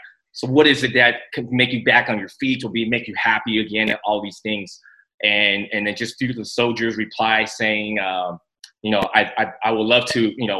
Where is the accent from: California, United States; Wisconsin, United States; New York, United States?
California, United States; San Francisco; born or raised there; also born or lived in Taiwan